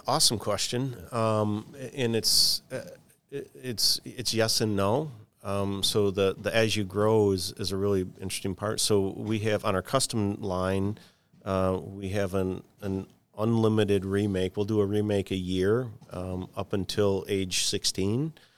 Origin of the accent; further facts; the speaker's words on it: Michigan, United States; growing up in Michigan, um, and I worked for for Henry Ford Health System for a long time